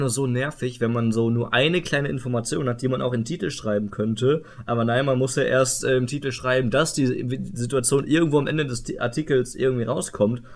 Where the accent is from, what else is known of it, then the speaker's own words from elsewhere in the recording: Iserlohn, North Rhine-Westphalia, Germany; die Zeitschrift von meinem Heimatort, so äh, der Iserlohner Kreisanzeiger